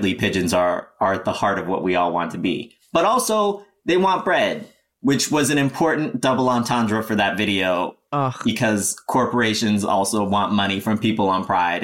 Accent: Colorado, United States; moved away; also born or lived in Midwest; I'm famously from the Mountain West, from Colorado

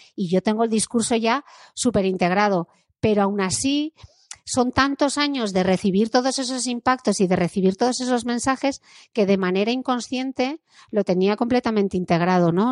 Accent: Gijón, Asturias, Spain; born or raised there

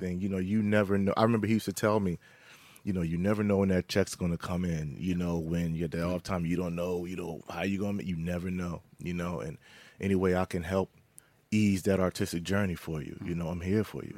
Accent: Philadelphia, Pennsylvania, United States; growing up in Philly and out skirts of Philadelphia

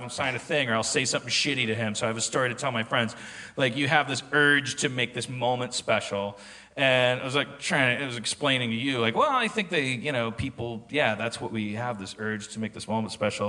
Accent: Austin, Texas, United States; Like, I'm from Austin, so it's a cowboy hat.

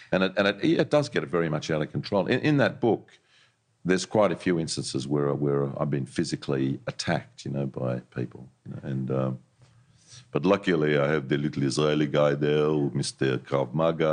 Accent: Sydney, New South Wales, Australia; I grew up in Vaucluse, just up the road here

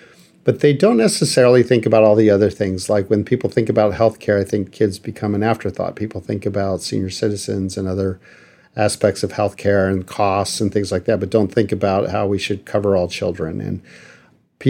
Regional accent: El Paso, Texas, United States; now in Washington, D.C., United States; I'm originally from El Paso, Texas, and worked there

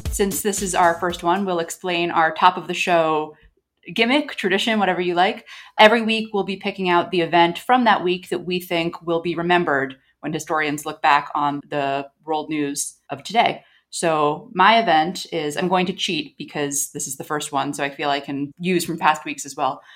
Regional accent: United States; I, as an American

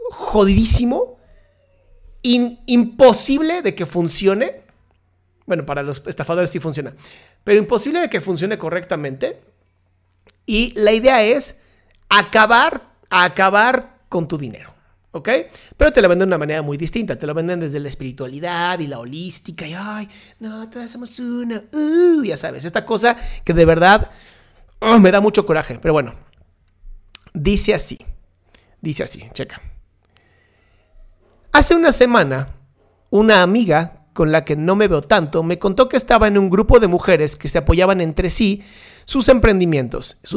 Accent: Ecuador; soy cosita, no sé, y soy de Ecuador, no voy a decir dónde.

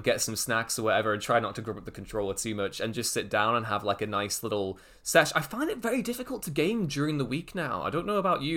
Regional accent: Liverpool, North West England, United Kingdom; moved away; I'm originally from Liverpool, so I have a lot of mates back there.

